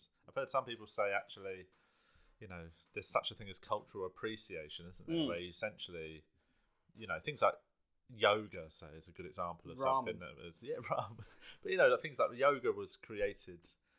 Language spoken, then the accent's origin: English; London, United Kingdom; accent: South London; I was raised in South London